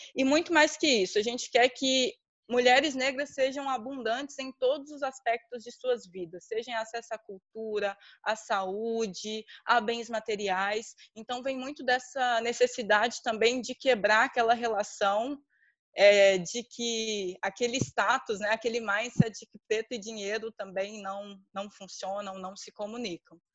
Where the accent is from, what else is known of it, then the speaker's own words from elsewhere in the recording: Minas Gerais, Brazil; eu sou de Minas Gerais